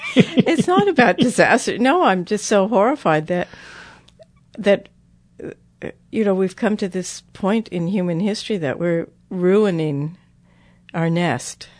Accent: United States; I'm an American

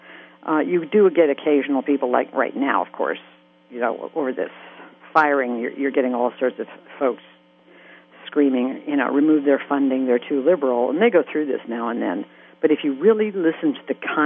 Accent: Colorado, United States; moved away; when I go to my hometown in Colorado, you know, and all my neighbors are ranchers

